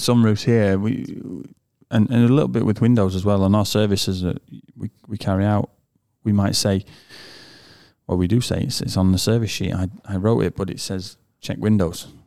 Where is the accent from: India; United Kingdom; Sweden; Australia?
United Kingdom; moved away; from the U K